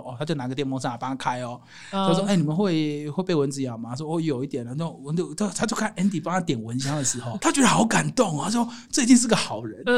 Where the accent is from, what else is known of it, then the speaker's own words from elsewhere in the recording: China; 我告诉你哦， 我们大陆那边呢，很多这种啊